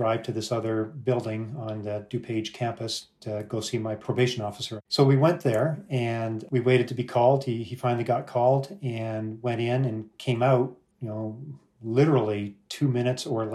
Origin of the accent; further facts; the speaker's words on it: Canada; now in United States; We're Canadian, and although we're immigrants here to the U.S.